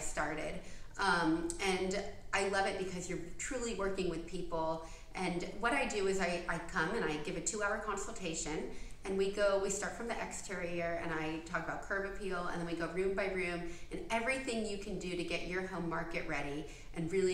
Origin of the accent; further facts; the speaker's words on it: Dunwoody, Georgia, United States; also born or lived in Atlanta, Georgia; I grew up in Dunwoody